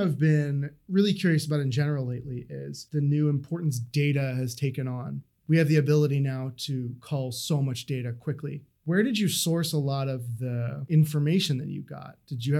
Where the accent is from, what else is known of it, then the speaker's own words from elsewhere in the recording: East Coast, United States; now in Seattle, United States; I'm from the East Coast